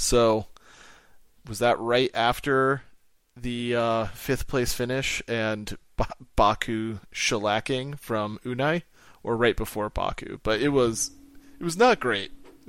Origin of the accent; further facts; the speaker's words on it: Pacific Northwest, United States; I grew up in the Pacific Northwest